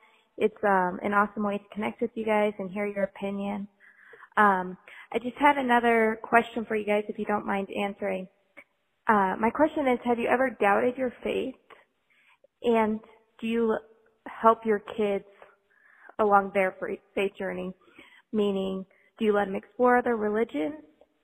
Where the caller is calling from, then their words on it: Colorado, United States; Hi, Cammie and Ben. … I'm from Colorado